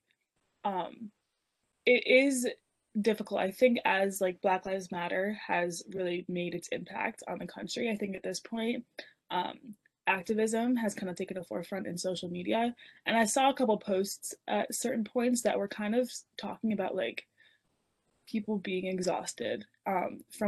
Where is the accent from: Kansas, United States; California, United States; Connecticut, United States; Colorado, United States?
Connecticut, United States; we are from Connecticut, there's Jewish people around us.